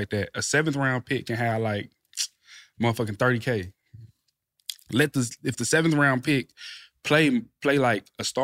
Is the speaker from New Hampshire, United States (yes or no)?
no; Texas, United States; moved away as an adult; now in Indianapolis, United States; I'm from Texas